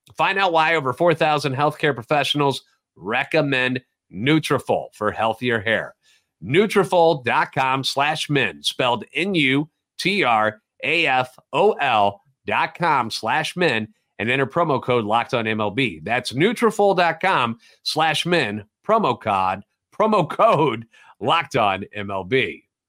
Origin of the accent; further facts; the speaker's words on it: St. Louis, Missouri, United States; Born and raised in the Louvre and a lifetime Cardinals fan.